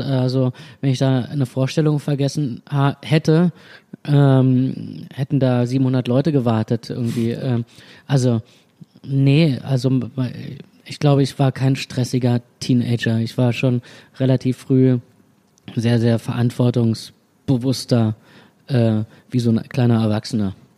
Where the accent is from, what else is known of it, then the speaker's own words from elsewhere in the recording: Berlin, Germany; im, im, Zentrum, Zentrum von Berlin geboren und dachte immer, ich äh, bin ein reines Stadtkind